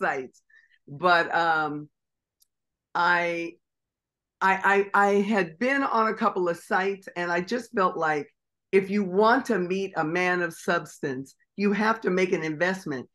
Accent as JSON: {"language": "English", "town": "Tacoma", "region": "Washington", "country": "United States", "said": "I'm from Tacoma, Washington"}